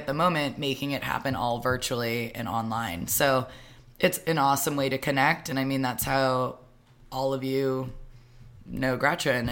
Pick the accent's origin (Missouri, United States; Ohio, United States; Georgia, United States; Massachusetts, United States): Massachusetts, United States; Cape Cod; moved away; also born or lived in New York City; I relocated from New York City to come home to the Cape.